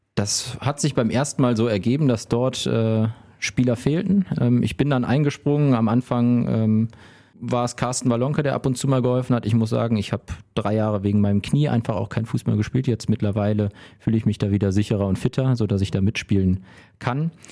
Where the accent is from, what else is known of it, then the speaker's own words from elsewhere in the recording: Remscheid, North Rhine-Westphalia, Germany; also born or lived in Wuppertal; ich bin in Lüttringhausen, Stadtteil von Remscheid, groß geworden